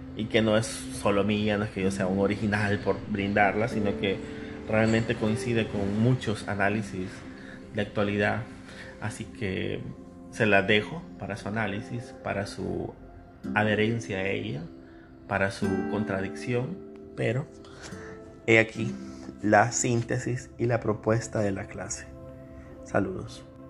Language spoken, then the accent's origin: Spanish; El Salvador